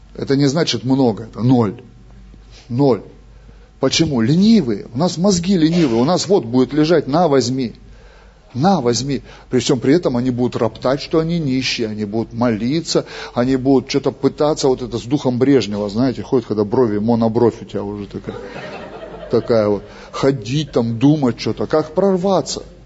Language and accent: Russian; Russia; Мы же из России